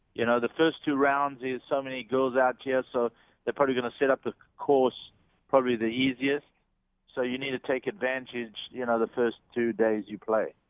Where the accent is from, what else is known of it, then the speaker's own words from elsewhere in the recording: South Africa; moved away; when I grew up back in South Africa